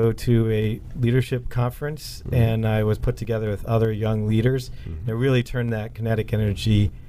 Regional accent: Bethesda, Maryland, United States; Bethesda, Maryland.

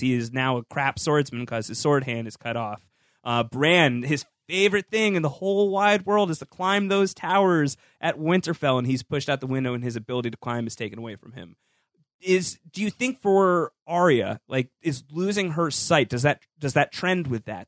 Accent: New York, United States; As a New Yorker

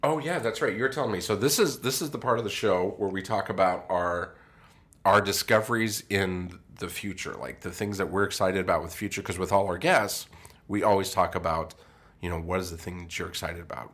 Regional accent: Colorado, United States; moved away; I grew up in Colorado

